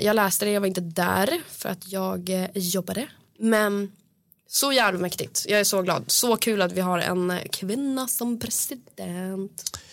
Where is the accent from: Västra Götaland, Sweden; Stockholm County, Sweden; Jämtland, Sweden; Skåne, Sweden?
Jämtland, Sweden; Östersund; moved away; jag är från Östersund